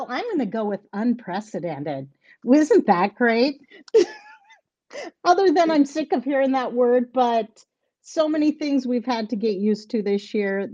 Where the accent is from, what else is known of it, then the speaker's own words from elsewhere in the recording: North Central Iowa, United States; I'm a farmer from North Central Iowa. I farm corn and soybeans and have some pasture. I'm on my family's century farm